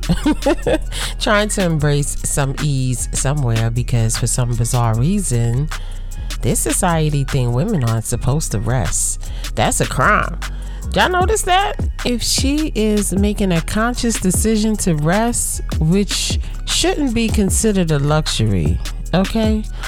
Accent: United States; I'm African American

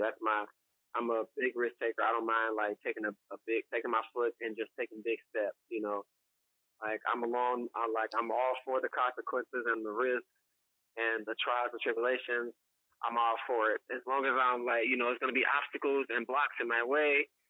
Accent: Cincinnati, Ohio, United States; moved away as an adult; The biggest sacrifice I made was when I was 19, and I moved from Cincinnati. And the way I did that, I left in silence.

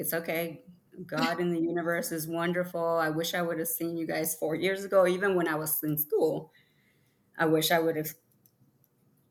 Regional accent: California, United States; moved away as an adult; also born or lived in Mexico; now in Tennessee, United States; I crossed over with my mother when I was 5 years old. I was raised in California and moved to Tennessee when I was 18 years old

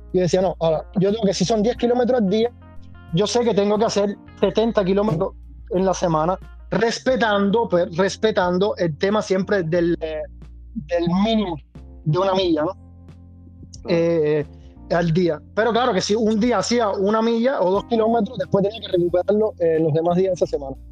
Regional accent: Havana, Cuba; also born or lived in Matanzas; now in Bologna, Italy; nacido, pero crecido y criado y todo en La Habana.

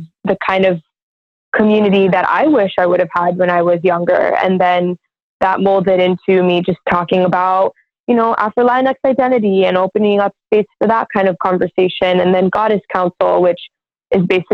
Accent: Miami, Florida, United States; growing up in Miami, which is supposed to be a super diverse city

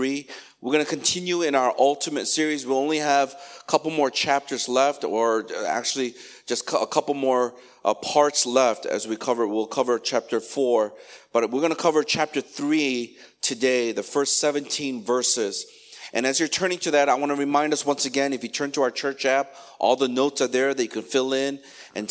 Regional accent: Chicago, Illinois, United States; moved away; Chicago, my hometown where I grew up

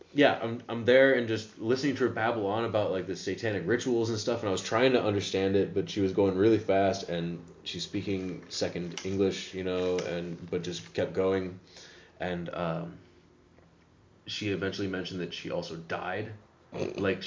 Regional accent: United States; now in Amsterdam, Netherlands; I'm American

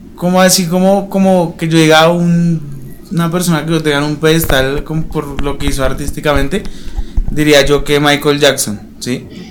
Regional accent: Bogotá, Colombia; also born or lived in Condoto, Chocó; no nací allá, yo nací en Bogotá

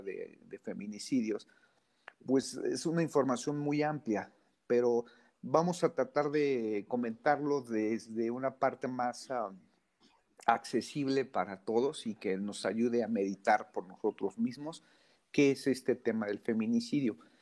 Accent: Mexico City, Mexico; soy de la Ciudad de México

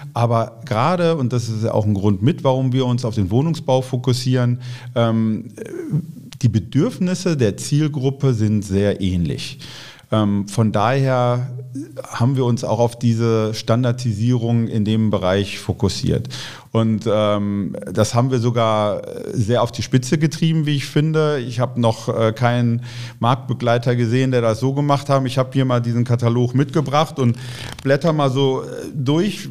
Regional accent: Bochum, North Rhine-Westphalia, Germany; in Bochum, wo ich herkomme, wo ich groß geworden bin

